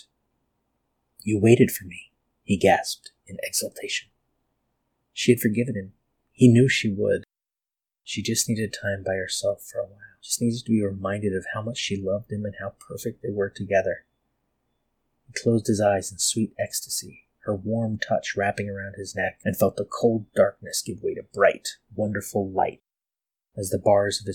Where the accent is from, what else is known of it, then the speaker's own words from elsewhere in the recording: California, United States; growing up in California